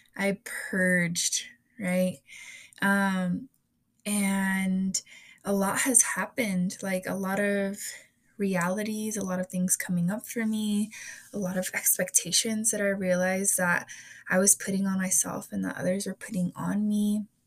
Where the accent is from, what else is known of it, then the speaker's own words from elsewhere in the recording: United States; i come from a hispanic and mexican household um, while also being born in the united states